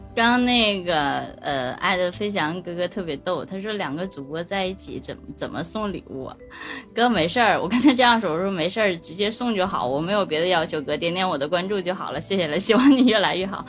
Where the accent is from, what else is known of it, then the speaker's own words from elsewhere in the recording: Shenyang, Liaoning, China; 俺们沈阳